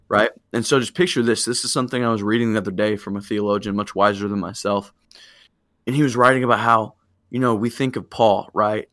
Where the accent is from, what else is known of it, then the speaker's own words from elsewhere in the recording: Illinois, United States; I'm home now from Springfield. I'm in Illinois and loving that, getting to see my family.